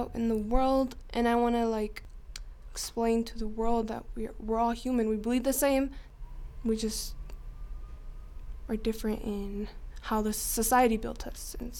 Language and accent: English; Gillette, Wyoming, United States; now in Rock Springs, United States; I was born in Gillette, Wyoming. I'm 18.